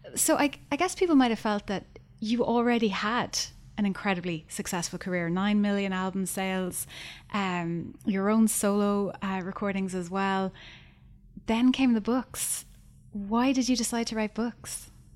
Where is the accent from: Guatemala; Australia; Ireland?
Ireland; Skibbereen, Munster; When I was growing up in Skibbereen